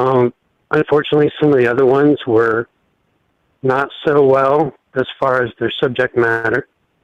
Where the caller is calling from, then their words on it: Ohio, United States; from Ohio.